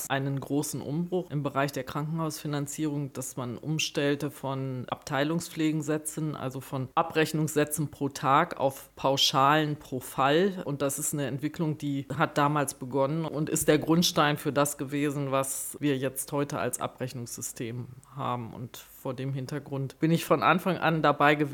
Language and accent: German; North Rhine-Westphalia, Germany; Ja, ich komme gebürtig aus Nordrhein-Westfalen, aus Ostwestfalen, aus dem Kreis Herford bei